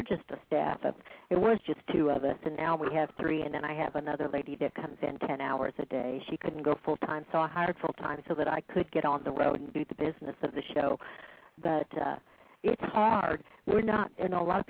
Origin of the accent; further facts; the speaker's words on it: Kansas City, Missouri, United States; I came from Kansas City.